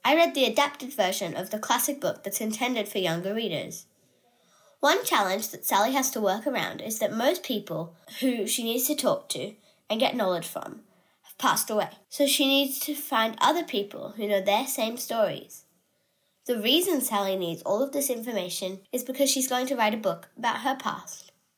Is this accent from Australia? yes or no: yes; Australia; I'm Australian.